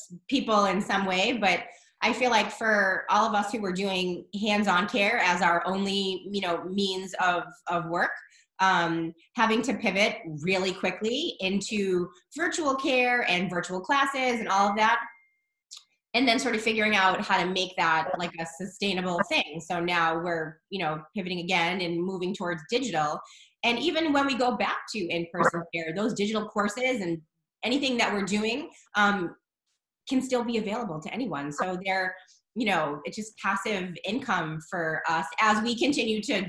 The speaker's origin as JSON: {"language": "English", "town": "Boston", "region": "Massachusetts", "country": "United States", "said": "I'm from Boston, the Boston area."}